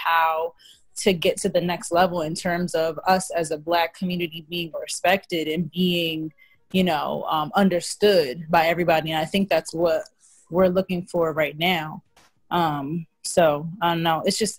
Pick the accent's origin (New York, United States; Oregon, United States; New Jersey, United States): New Jersey, United States; Trenton; now in Willingboro, United States; Hi. I'm from Trenton, New Jersey, but I live in Willingboro right now, which is another city in Jersey.